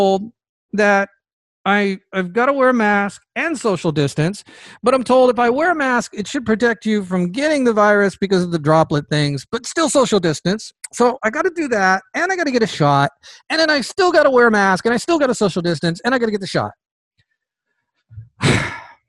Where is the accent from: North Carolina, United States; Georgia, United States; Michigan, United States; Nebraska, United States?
Georgia, United States; In Georgia, the state of Georgia, my home state, by the way, I love Georgia.